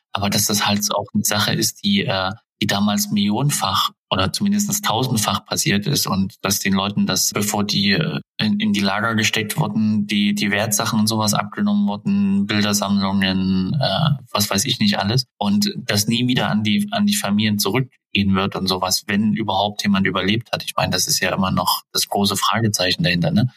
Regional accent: Germany; wir sind ja auch typisch deutsch

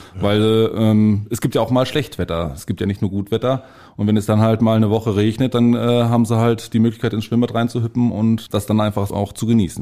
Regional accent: Bielefeld, North Rhine-Westphalia, Germany; moved away; also born or lived in Bad Oeynhausen / Detmold / Lippe; ich bin ein äh, gebürtiges Stadtkind. Ich bin äh, mitten in Bielefeld aufgewachsen

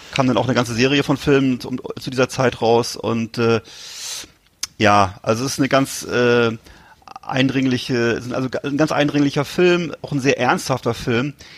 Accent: Germany; als Deutscher

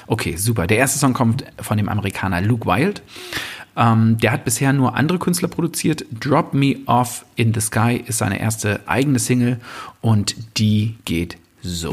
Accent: Brandenburg, Germany; als Brandenburger

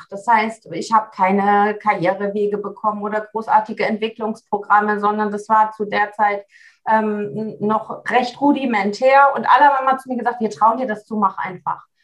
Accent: Seevetal, Lower Saxony, Germany; ich komme aus Seevetal, sagtest du schon. Das ist so der Speckgürtel von, von Hamburg, ein nördlichster Zipfel von Niedersachsen.

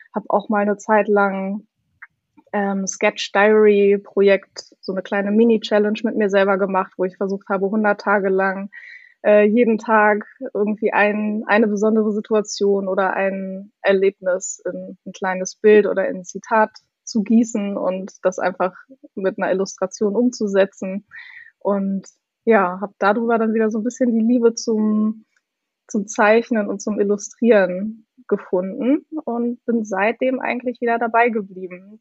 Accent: Hildesheim, Lower Saxony, Germany; moved away as an adult; also born or lived in Hanover / Hamburg; ich komme eigentlich aus Hildesheim, aus der Nähe von Hannover

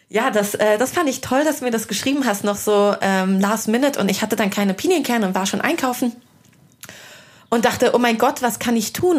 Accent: Hesse, Germany; moved away as an adult; also born or lived in London; now in Berlin, Germany; Ich komme aus Hessen und bin einfach sehr, sehr hessisch

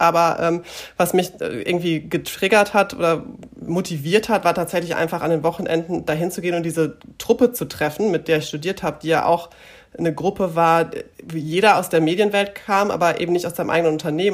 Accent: Münster, North Rhine-Westphalia, Germany; also born or lived in Gronau / Enschede; ich komme ursprünglich aus Münster. Ähm, bin mit zehn Jahren nach Gronau äh, gezogen

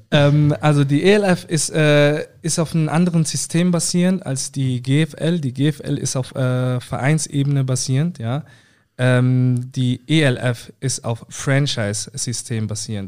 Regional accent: Southern Germany, Germany; bei uns im Süden

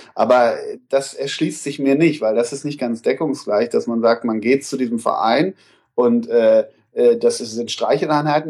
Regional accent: Münsterland, North Rhine-Westphalia, Germany; moved away; Ich komme nämlich ursprünglich aus Westfalen zumindest, aus Münsterland, wo ist eine extreme Schalker Hochburg. Also ich komme aus einem kleinen Kaff

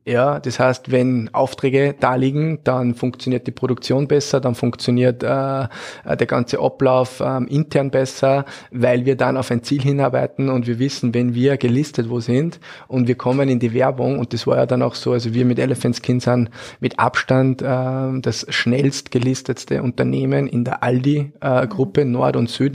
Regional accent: Austria; als Österreicher

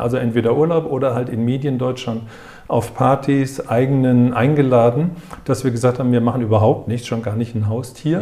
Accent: Frankfurt, Hesse, Germany; also born or lived in Waldorf; Erst Frankfurt, ich bin geborener ah, ja, Frankfurter. Wir wohnten Tiergarten 52 gegenüber vom Elefantenhaus.

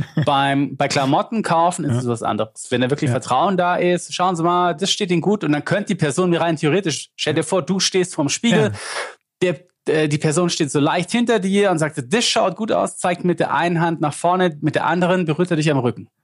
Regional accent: Lindau, Bavaria, Germany; accent: Swabian; ich schwätze nur Schwäbisch, ich bin der Bayer, aber wir schwätzen auch, weil, weil, weil aus Lindau

